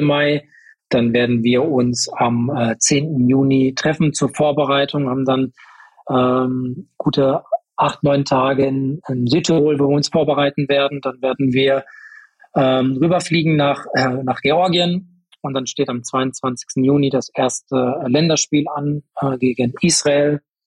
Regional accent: Paderborn, North Rhine-Westphalia, Germany; Ich bin in Paderborn äh, geboren, bin aufgewachsen äh, in einem Vorort von Paderborn

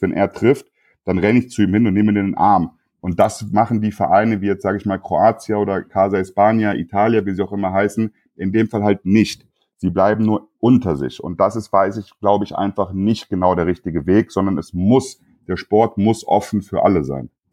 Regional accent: Frankfurt, Hesse, Germany; ich bin aus Frankfurt, gerade in so einer Multikulti-Stadt wie Frankfurt

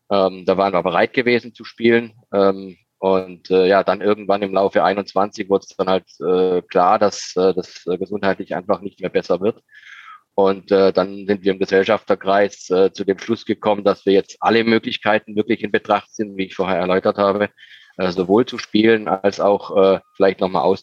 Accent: Baden-Württemberg, Germany; born there; ich bin von einem relativ, also einem relativ harten Holz geschnitzt als gebürtiger Schwarzwälder.

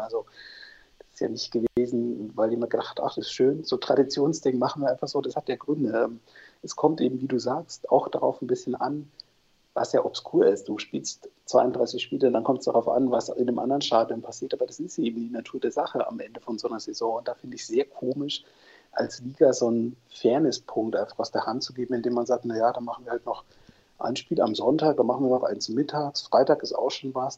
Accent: North Rhine-Westphalia, Germany; now in Leipzig, Germany; Ich bin Ostwestfale, gebürtiger

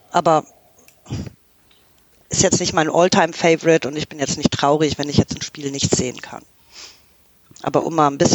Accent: Canada; ich meine, ich komme aus Kanada, ja, also ähm, wir sind, wir werden irgendwie mit Eishockey geboren.

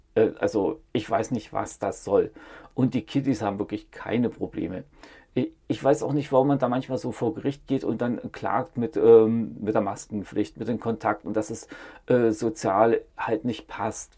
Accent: East Germany, Germany; Ich bin in der DDR aufgewachsen

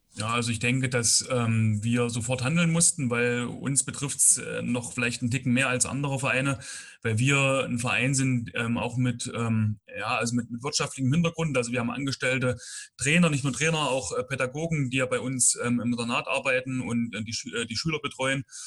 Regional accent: Bad Langensalza, Thuringia, Germany; komme gebürtig aus Bad Langsalza

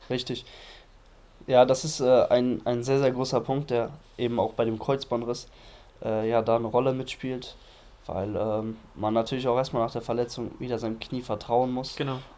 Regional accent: Düsseldorf, North Rhine-Westphalia, Germany; nach Düsseldorf fahre, in meine Heimatstadt

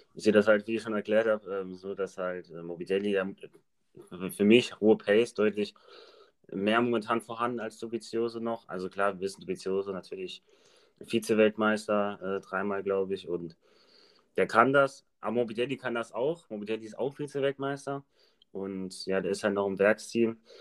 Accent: Germany; als Deutsche

